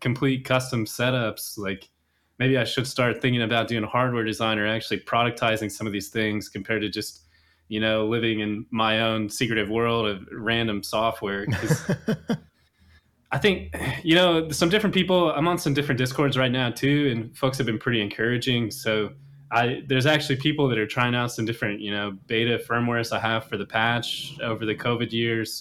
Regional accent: Kansas City, Missouri, United States; moved away as an adult; also born or lived in Chicago; now in Seattle, United States; Midwest born and raised, pretty much grew up in Kansas City all of my

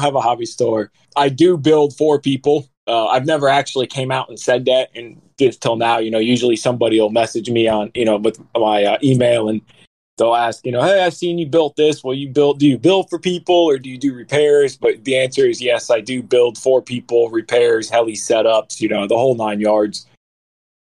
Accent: Fort Lauderdale, Florida, United States; moved away as an adult; also born or lived in Middle Tennessee; now in Tennessee, United States; I'm from Florida, but I moved to Tennessee a couple years ago. And I'm from down there in Fort Lauderdale

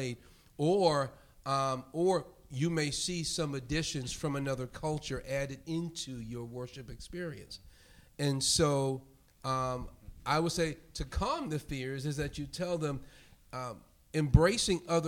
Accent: New York City, New York, United States; moved away; also born or lived in Europe; growing up in New York, the minority in that most of the people in my church were from the Caribbean. My parents were from the rural South

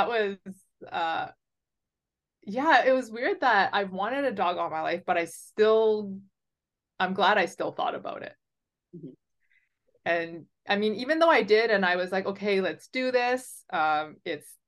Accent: Vancouver, British Columbia, Canada; I'm from BC. I was born and raised in Vancouver.

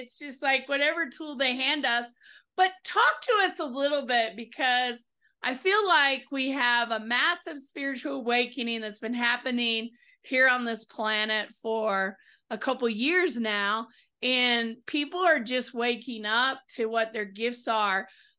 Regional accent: the South, United States; You can tell I'm from the South.

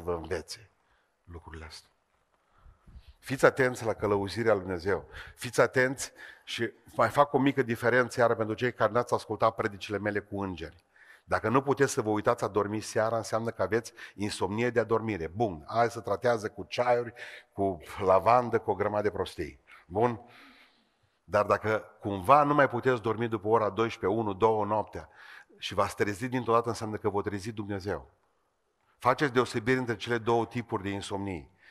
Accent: Beiuș, Bihor County, Romania; sunt din Beiuș

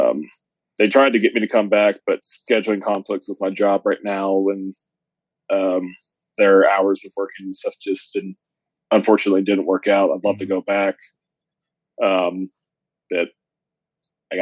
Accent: Jeffersonville, Indiana, United States; I grew up in Jeffersonville, Wolfville area

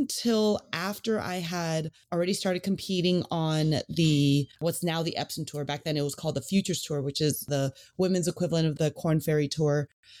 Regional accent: California, United States; I grew up in the Bay Area. So I basically grew up between Pebble Beach and Olympic Club.

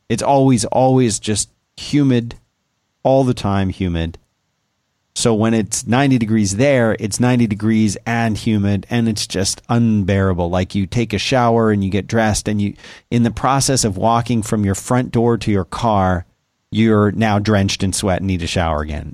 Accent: South Florida, United States; moved away; when I was a kid growing up in South Florida

